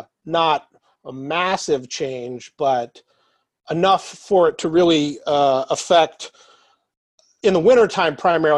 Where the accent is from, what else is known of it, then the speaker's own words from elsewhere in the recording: Anchorage, Alaska, United States; I was born here in Anchorage in 1981. I've lived here my whole life. Product of the Anchorage School District.